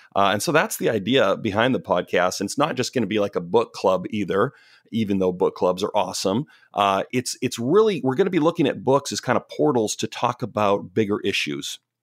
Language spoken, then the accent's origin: English; Canada; now in Pacific Northwest, United States; I'm Canadian